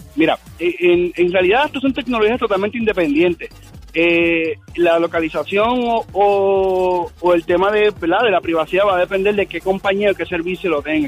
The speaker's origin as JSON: {"language": "Spanish", "country": "Puerto Rico", "said": "soy de Puerto Rico"}